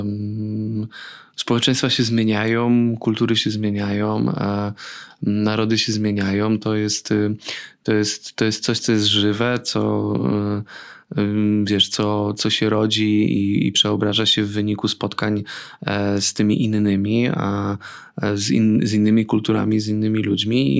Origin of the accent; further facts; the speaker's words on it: Radom, Masovian Voivodeship, Poland; ja pochodzę z Radomia. Przez lata moje miasto było synonimem dresiarstwa